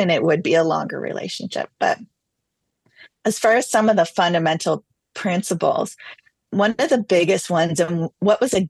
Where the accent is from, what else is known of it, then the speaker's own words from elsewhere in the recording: Canada; I'm Canadian